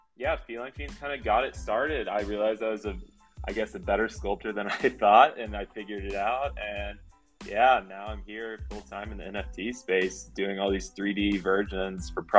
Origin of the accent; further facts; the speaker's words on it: Florida, United States; I'm like born and raised in Florida